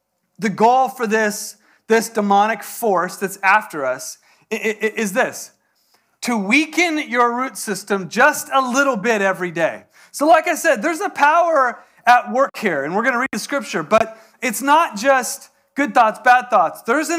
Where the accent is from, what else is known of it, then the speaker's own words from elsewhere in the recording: San Diego, California, United States; now in Texas, United States; Even though it's Texas, I'm from San Diego, so didn't have a gun.